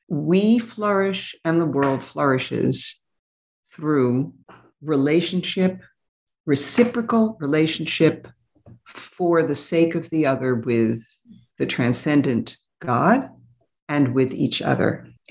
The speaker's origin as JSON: {"language": "English", "town": "New York City", "region": "New York", "country": "United States", "tie": "born or raised there", "also_born_or_lived": "Berlin", "said": "I grew up in New York City"}